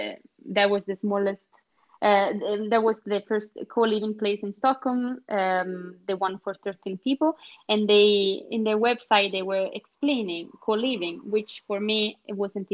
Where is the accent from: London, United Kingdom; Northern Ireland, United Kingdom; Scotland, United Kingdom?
Scotland, United Kingdom; English is a second language; moved away as an adult; now in Sweden; But that idea was already in me when I moved out from Scotland and and just before coming to Sweden, I started to look exactly for that.